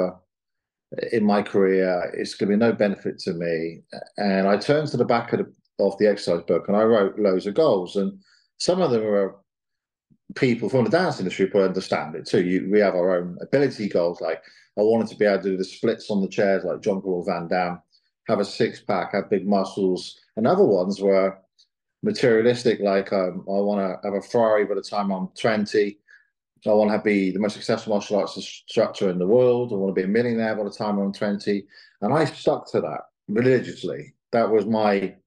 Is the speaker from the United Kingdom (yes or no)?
yes; England, United Kingdom; We're English